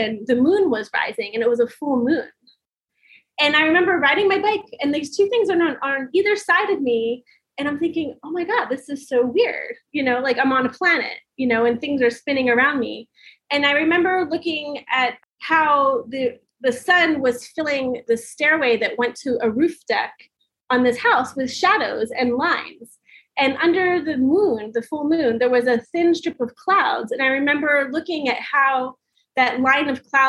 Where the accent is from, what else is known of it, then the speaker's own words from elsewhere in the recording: Long Beach Island, New Jersey, United States; I grew up on Long Beach Island